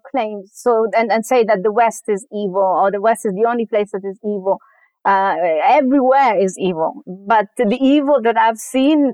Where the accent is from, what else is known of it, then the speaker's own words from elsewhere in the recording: Afghanistan; also born or lived in Germany / United Kingdom; now in California, United States; when I was growing up in Afghanistan and even later in Germany